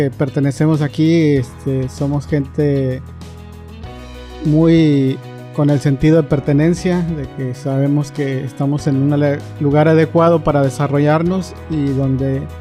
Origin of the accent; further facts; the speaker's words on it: Monterrey, Nuevo León, Mexico; yo vengo de la ciudad de Monterrey